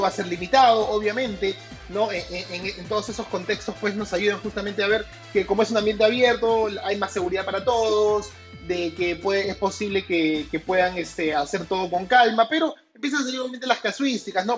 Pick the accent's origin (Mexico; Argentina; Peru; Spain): Peru; como peruano que soy